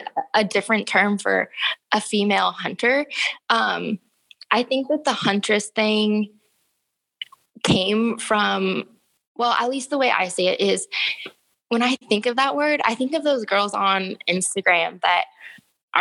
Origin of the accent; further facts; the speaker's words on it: Forest Grove, Oregon, United States; now in Salem, United States; growing up in Forest Grove